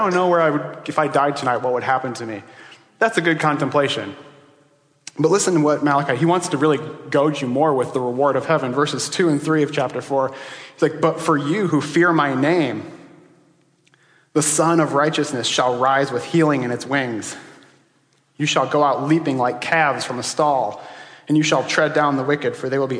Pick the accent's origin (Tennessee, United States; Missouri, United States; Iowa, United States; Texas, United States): Iowa, United States; I grew up in Iowa, but I didn't grow up in that part of Iowa.